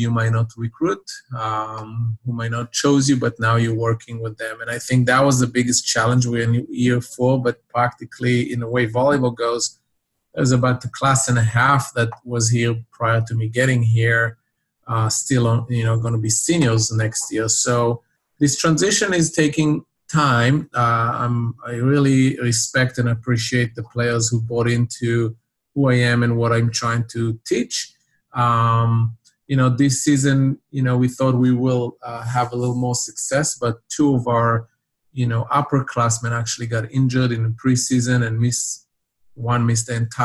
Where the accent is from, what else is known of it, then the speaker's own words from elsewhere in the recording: Israel; now in United States; seventh grade in my town where I grew up in Israel